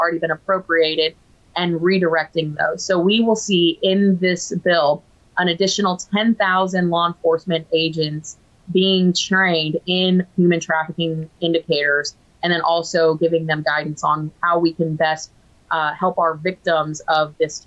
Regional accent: Florida, United States; my home state of Florida

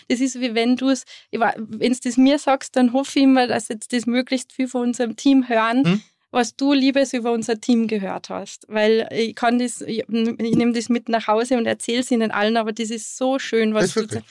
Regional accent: Going am Wilden Kaiser, Tyrol, Austria; also born or lived in Sydney, Australia / California, United States; wir sind ja im Betrieb aufgewachsen

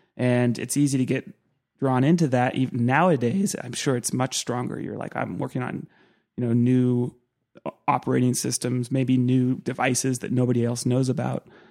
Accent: Santa Cruz, California, United States; I grew up in Santa Cruz

